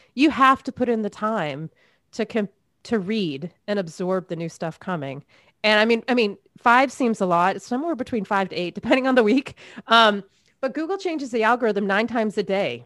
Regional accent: Maine, United States; I grew up in Maine, a lot of snow, a lot of boredom in the winter.

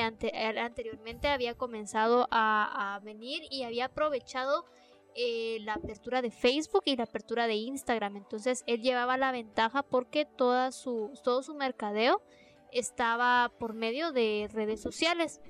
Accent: Villa Nueva, Guatemala Department, Guatemala; soy de Villanueva, eh, que es otro municipio de la ciudad de Guatemala

